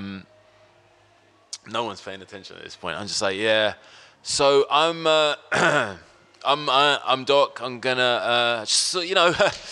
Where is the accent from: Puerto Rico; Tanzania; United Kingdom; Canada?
United Kingdom; London; growing up in West London.